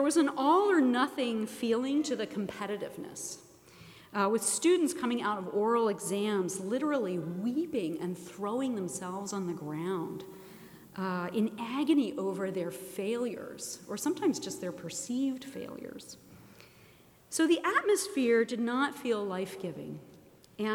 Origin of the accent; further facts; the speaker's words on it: Princeton, New Jersey, United States; I grew up in Princeton